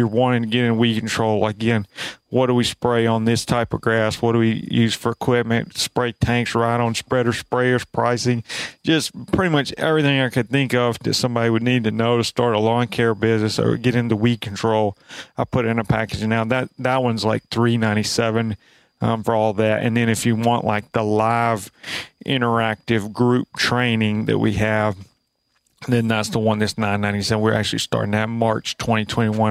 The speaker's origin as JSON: {"language": "English", "region": "Alabama", "country": "United States", "said": "we're both from Alabama"}